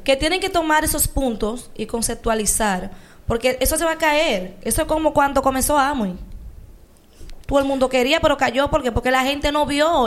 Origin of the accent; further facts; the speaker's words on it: Dominican Republic; nosotros como dominicanos